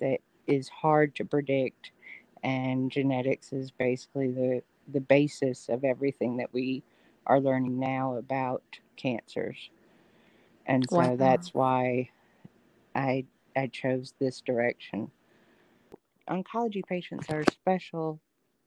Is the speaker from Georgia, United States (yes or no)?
yes; Atlanta, Georgia, United States; moved away as an adult; also born or lived in Los Angeles, California; now in Birmingham, United States; I was born actually in Los Angeles and raised in Atlanta